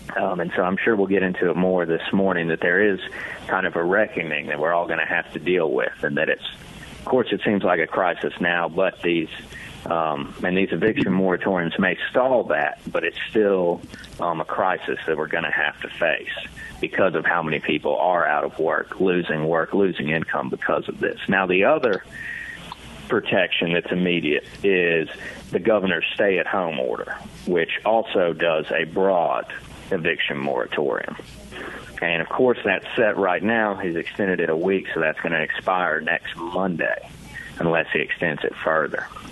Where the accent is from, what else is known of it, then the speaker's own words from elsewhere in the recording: Hattiesburg, Mississippi, United States; I grew up in Hattiesburg, Mississippi, and then went to the University of Mississippi for undergrad, and then stuck around for law school